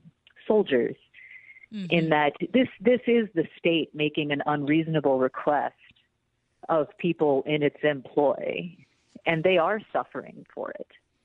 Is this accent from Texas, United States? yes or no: yes; Texas, United States; I'm actually from Texas, so I remember quite a bit of this being on the news growing up.